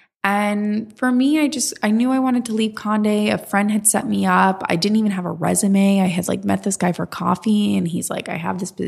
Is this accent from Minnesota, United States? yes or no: no; West Palm Beach, Florida, United States; moved away as an adult; now in New York City, United States; I'm originally from Florida.